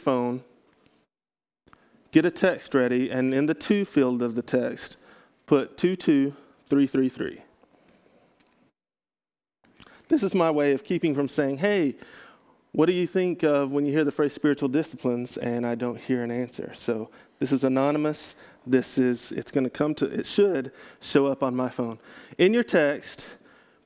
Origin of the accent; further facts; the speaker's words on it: Texas, United States; I grew up in Texas